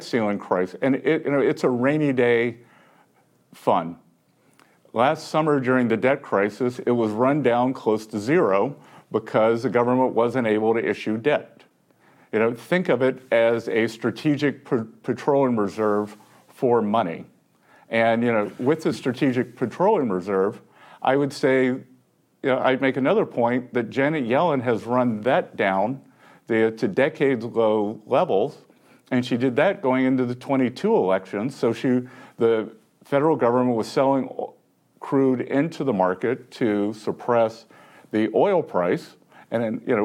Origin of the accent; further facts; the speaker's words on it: Little River, South Carolina, United States; now in Charleston, United States; I'm from Little River, South Carolina